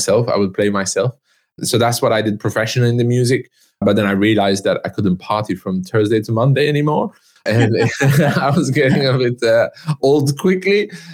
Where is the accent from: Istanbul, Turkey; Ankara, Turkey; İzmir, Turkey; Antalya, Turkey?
Istanbul, Turkey; I'm half Turkish, half French. I was born in Istanbul.